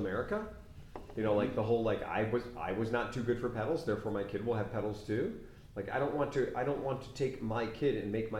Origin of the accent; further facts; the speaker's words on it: United States; You made an assumption that as an American, I can only drive an automatic.